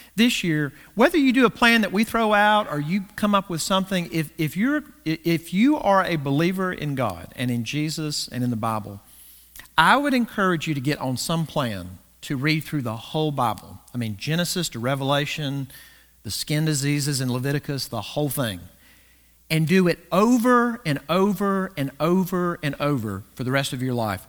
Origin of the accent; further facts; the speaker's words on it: the South, United States; growing up in the South